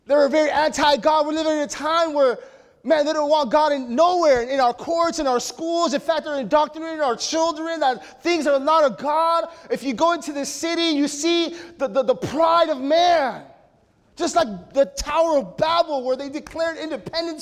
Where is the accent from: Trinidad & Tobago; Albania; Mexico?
Mexico; my culture as a Mexican, we're prideful